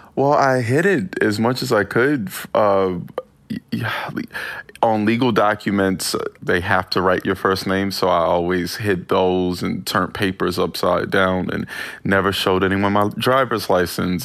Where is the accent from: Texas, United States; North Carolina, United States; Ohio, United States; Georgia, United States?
North Carolina, United States; Winston-Salem; It's a small town. I'm from Winston-Salem, North Carolina.